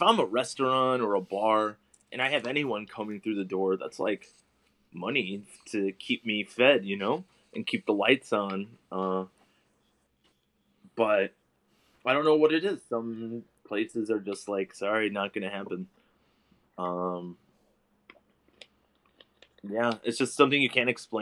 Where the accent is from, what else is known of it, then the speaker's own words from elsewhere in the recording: Chicago, Illinois, United States; moved away as an adult; now in Japan; growing up in Chicago